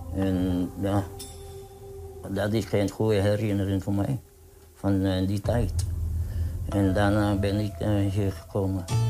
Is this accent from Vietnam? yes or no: yes; Vietnam; Dutch is a second language; now in Netherlands; Ik kom uit Vietnam